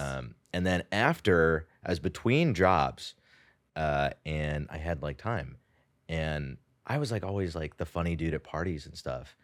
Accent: San Jose, California, United States; moved away as an adult; also born or lived in India; now in New York, United States; I did grow up in the Bay Area. I was actually born in India

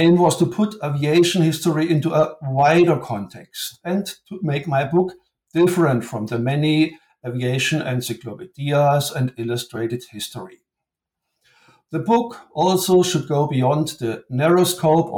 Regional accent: Germany; English is a second language; moved away as an adult; now in Japan; As you already might have guessed from my accent, I come from Germany.

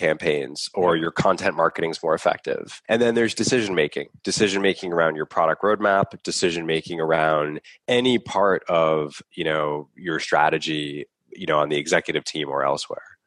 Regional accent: Boston, Massachusetts, United States; I grew up here in Boston.

